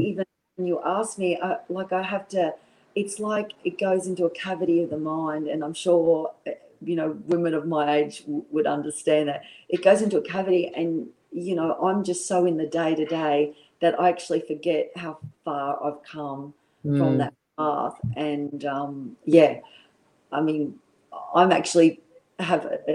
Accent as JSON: {"language": "English", "town": "Brisbane", "region": "Queensland", "country": "Australia", "tie": "born or raised there", "also_born_or_lived": "London", "said": "being a young girl in Brisbane"}